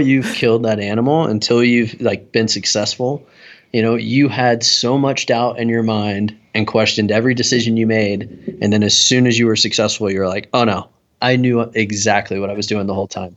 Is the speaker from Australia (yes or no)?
no; East Coast, United States; now in Salt Lake City, United States; most of my childhood growing up on the East Coast